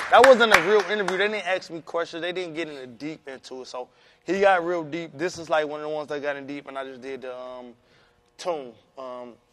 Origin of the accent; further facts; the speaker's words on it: Cleveland, Ohio, United States; … with bitch I'm from Cleveland.